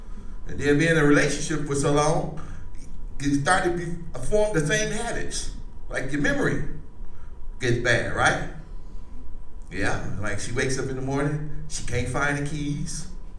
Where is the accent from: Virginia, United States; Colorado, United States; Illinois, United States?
Illinois, United States; Chicago; See, I'm from Chicago. Anybody been there? Yeah, you know, it's okay. It's okay, I moved here.